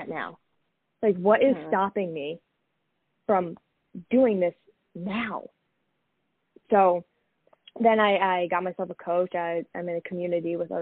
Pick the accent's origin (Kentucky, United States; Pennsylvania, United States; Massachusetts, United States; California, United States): Massachusetts, United States; moved away as an adult; also born or lived in Greenwich, Connecticut; I'm originally from Massachusetts